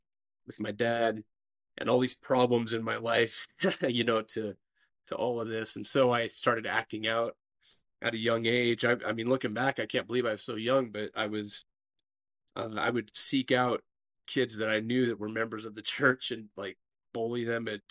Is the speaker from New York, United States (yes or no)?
no; Burley, Idaho, United States; also born or lived in Seattle, Washington; now in Castle Rock, United States; I grew up in Idaho, if you're familiar with Burley, Idaho